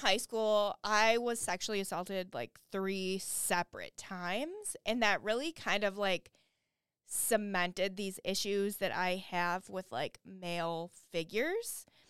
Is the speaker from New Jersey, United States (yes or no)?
no; Flint, Michigan, United States; I lived about half of my childhood in Flint, Michigan.